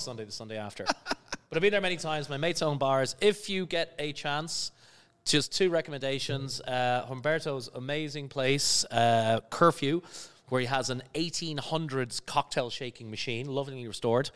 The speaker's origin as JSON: {"language": "English", "town": "Skerries", "region": "Leinster", "country": "Ireland", "tie": "born or raised there", "also_born_or_lived": "London / New York / Cayman Islands / Netherlands", "moved": "yes", "said": "I'm from a little village near, uh, Dublin on the coast called Skerries"}